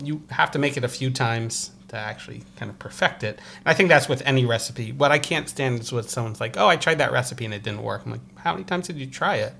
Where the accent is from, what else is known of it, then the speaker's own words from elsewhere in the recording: Croton-on-Hudson, New York, United States; also born or lived in Brooklyn, New York; my hometown in Westchester, New York, Uh, Croton Hudson